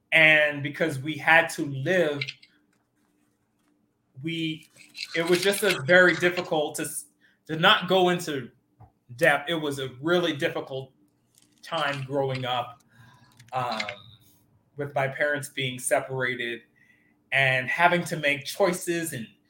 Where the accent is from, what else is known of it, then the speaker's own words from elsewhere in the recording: Bahamas; born there; I was born in the Bahamas, and I didn't have a really good childhood growing up because my parents were separated